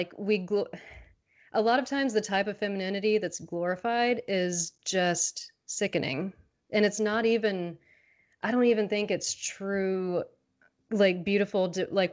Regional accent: the South, United States; growing up in the South

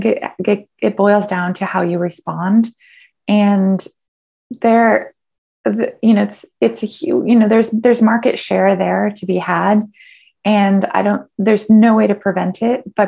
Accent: Michigan, United States; Michigan, which I'm kind of proud of because of my home state

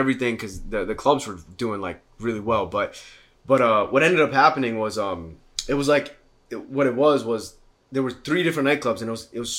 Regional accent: Piscataway, New Jersey, United States; also born or lived in Pennsylvania; I was born in the States in Pennsylvania. I moved to Jersey, in Piscataway. When I was like 6 years old.

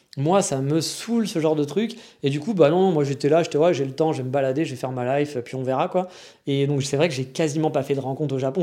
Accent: France; accent: franchouillard (French accent in English); je tiens à mon accent de merde franchouillard

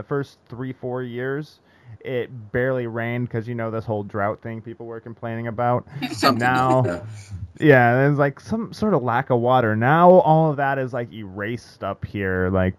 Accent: Midwest, United States; moved away as an adult; now in Bay Area, United States; I'm originally from the Midwest where it snows

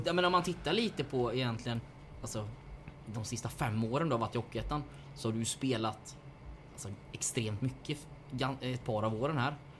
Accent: Jönköping, Jönköping County, Sweden; Jag är från Jönköping

